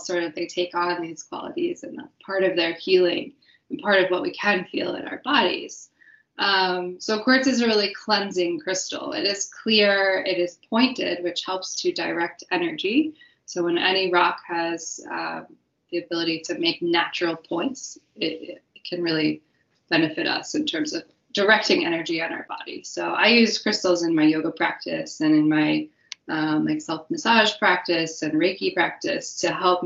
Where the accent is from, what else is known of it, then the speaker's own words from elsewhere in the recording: Wyoming, United States; growing up in Wyoming